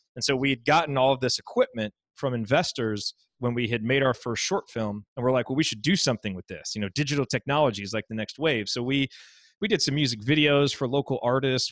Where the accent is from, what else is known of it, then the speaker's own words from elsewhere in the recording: Indiana, United States; I grew up in Indiana